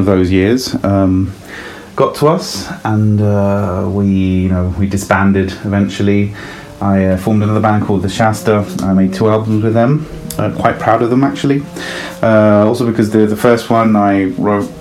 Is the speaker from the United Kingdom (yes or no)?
yes; London, United Kingdom; also born or lived in Italy; I was born in Italy, but I grew up in north of London. That's the reason behind the accent.